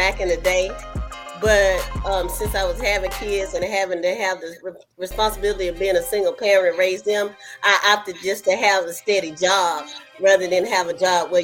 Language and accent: English; Texas, United States; moved away as an adult; also born or lived in Anchorage, Alaska; Originally, I'm from Texas, but I moved away once I became an adult and started having children. I stayed in Anchorage, Alaska for almost 25 years, and now I'm back in Texas